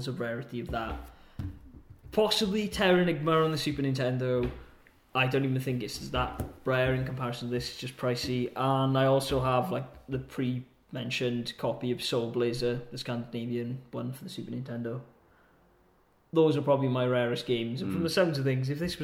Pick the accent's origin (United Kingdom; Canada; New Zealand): United Kingdom; Peterborough, East of England; now in Denmark; My hometown of Pertobit had a Game Station